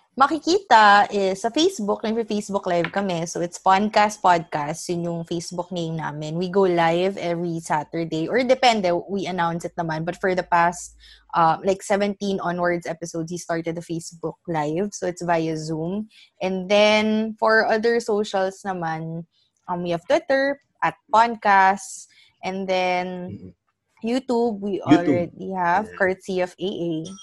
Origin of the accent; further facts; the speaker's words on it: Philippines; ako ay isang Filipino